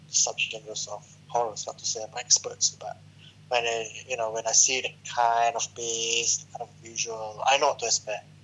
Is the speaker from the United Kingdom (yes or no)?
no; Malaysia; I'm a Malaysian.